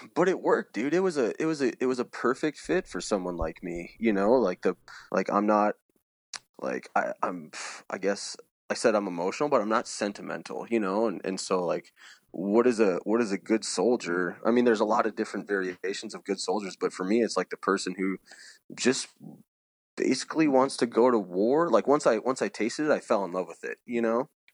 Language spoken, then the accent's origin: English; Saint Paul, Minnesota, United States; I was born on the east side of Saint Paul. Growing up, I delivered the East Side Review around, uh, Lake Phelan there